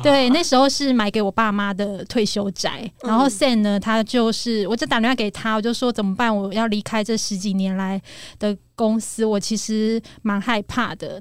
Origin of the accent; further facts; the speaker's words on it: Taipei, Taiwan; moved away as an adult; now in Zhubei, Taiwan; 我是属于脱北者，就是我嗯。是台北人，但是我选择在新竹竹北。 买房，那嗯。跟我的先生工程师一起努力